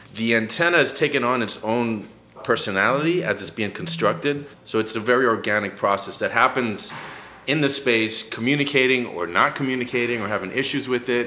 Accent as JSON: {"language": "English", "town": "Miami", "region": "Florida", "country": "United States", "moved": "as an adult", "lives_now": "New Haven, United States", "said": "I'm also from Miami where we all"}